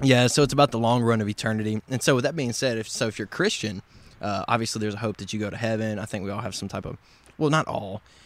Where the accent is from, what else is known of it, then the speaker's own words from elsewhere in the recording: Covington, Tennessee, United States; now in Memphis, United States; I am from the West Tennessee area, about forty-five mile, forty-five miles north of Memphis, small town